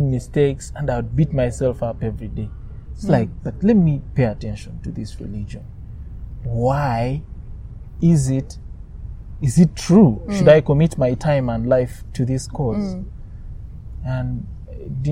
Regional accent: Mbarara, Western Region, Uganda; I was born in Mbarara. Mbarara is a part in western Uganda. And just like many parts of Uganda, it's religious. So I was brought up in a very religious home

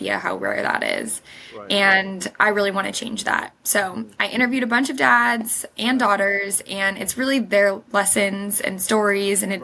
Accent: Huntington Beach, California, United States; also born or lived in Sydney; now in Los Angeles, United States; I was born and raised in Huntington Beach, California

